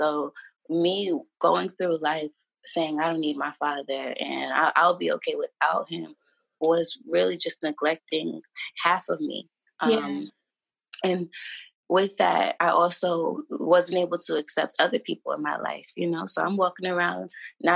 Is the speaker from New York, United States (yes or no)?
yes; New York, United States; I'm from New York